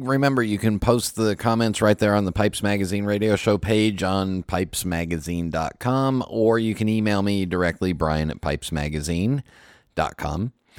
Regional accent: Los Angeles, California, United States; I grew up in the San Fernando Valley. I grew up in the part that they don't make postcards of, and nobody shoots, you know, sexy movie scenes there, but that's where I grew up

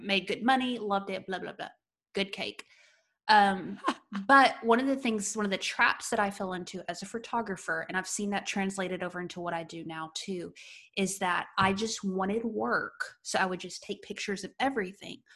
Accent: United States; an American entrepreneur

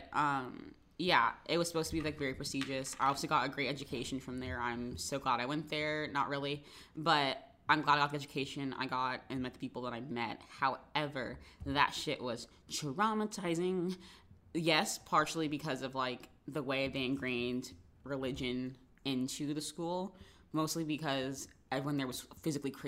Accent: Jacksonville, Florida, United States; in my hometown, I guess a lot of people did go to private schools

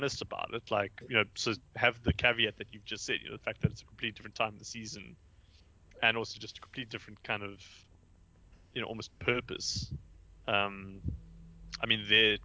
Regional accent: South Africa; as a South African

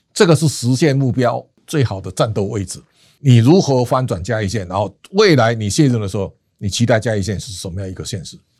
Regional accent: Xiluo, Yunlin County, Taiwan; moved away; 像我老家是伊犁的西罗

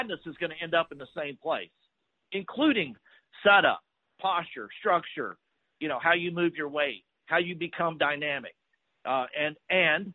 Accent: Fort Worth, Texas, United States; I grew up in Fort Worth

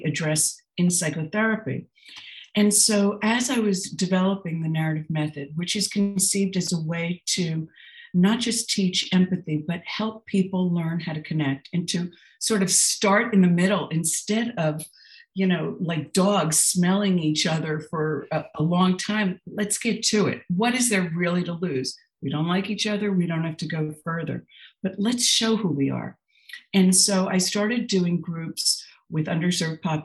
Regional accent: New Jersey, United States; I grew up in New Jersey in an abusive household.

